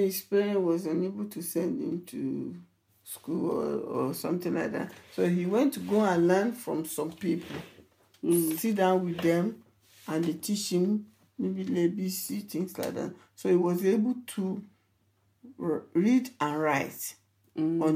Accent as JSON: {"language": "English", "town": "Ikere-Ekiti", "region": "Ekiti", "country": "Nigeria", "tie": "born or raised there", "first_language": "Yoruba", "second_language": "English", "moved": "yes", "said": "I grew up in Ikere Ekiti"}